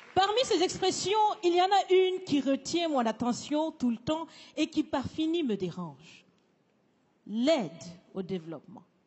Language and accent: French; Burkina Faso; Je suis, je suis africaine, je suis burkinabé